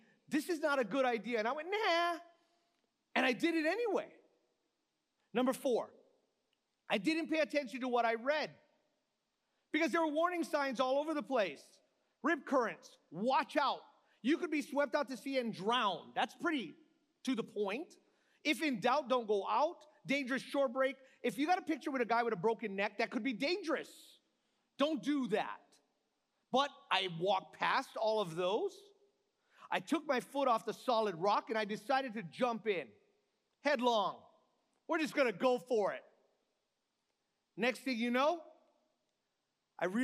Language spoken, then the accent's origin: English; Hawaii, United States; I'm from the Aina